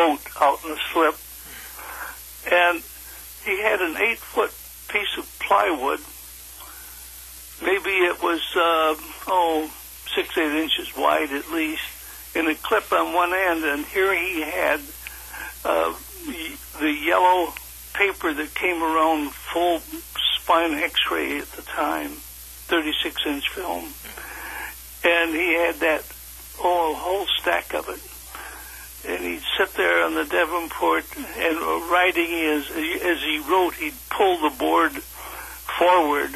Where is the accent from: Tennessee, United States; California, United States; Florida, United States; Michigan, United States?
Michigan, United States; Ann Arbor; I grew up, born and raised in Ann Arbor, Michigan, on a farm